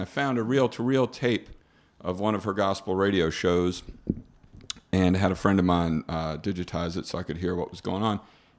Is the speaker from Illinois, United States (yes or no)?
no; Wilmington, Delaware, United States; also born or lived in Walton County, Florida; my family's originally from down here. I grew up coming down here in the summers and then in Wilmington, Delaware for the school year.